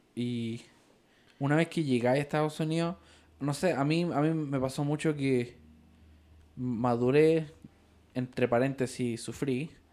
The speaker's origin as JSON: {"language": "Spanish", "country": "Ecuador", "also_born_or_lived": "Peru", "moved": "yes", "lives_now": "Utah, United States"}